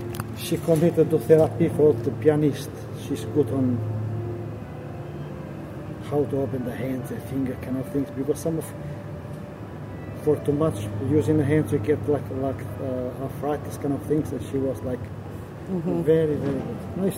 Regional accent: Albania; now in London, United Kingdom; I'm Albanian.

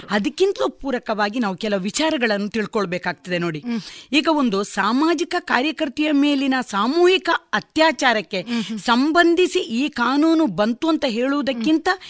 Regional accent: Belthangady taluk, Karnataka, India; also born or lived in Ujire / Mangalore; now in Puttur, India; ನನ್ನ ಬಾಲ್ಯದ ಸಂದರ್ಭದ ಎಲ್ಲ ಎಜುಕೇಷನ್ಗಳನ್ನು ನಾನು ಬೆಳ್ತಂಗಡಿ ತಾಲೂಕಿನಲ್ಲಿ

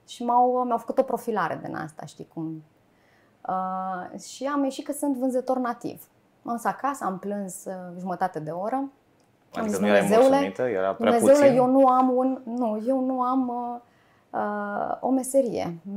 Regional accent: Bacău, Bacău County, Romania; Nu sunt. Nu sunt. Sunt uh, din uh, Moldova noastră.

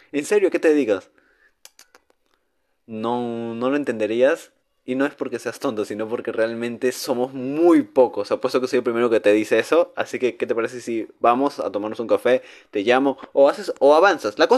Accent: northern Mexico, Mexico; Hablo como mexicano norteño.

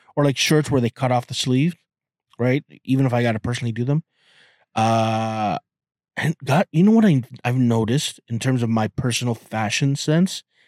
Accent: Toronto, Ontario, Canada; I'm Canadian and I'm from Toronto

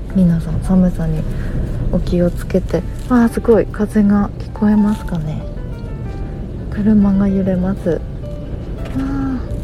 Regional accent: Yamagata, Japan; now in Shizuoka, Japan; 山形県出身で雪の降るところで育ったんですけど

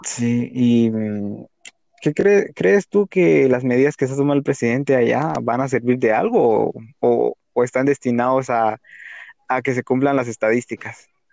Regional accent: Guatemala; nosotros somos especialmente de Guatemala

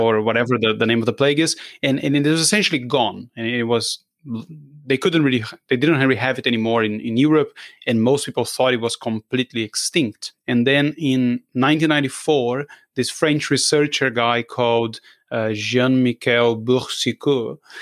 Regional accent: Brazil; I'm from Brazil

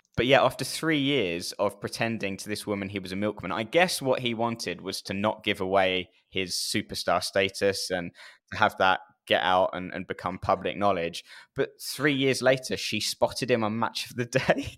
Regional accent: United Kingdom

